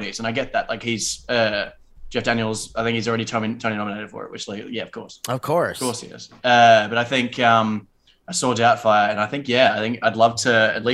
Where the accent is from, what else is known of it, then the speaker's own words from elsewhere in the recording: Australia; now in United States; I'm Australian